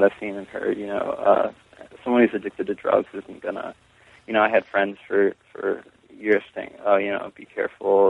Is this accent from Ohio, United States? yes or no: yes; Solon, Ohio, United States; I grew up in Solon, Ohio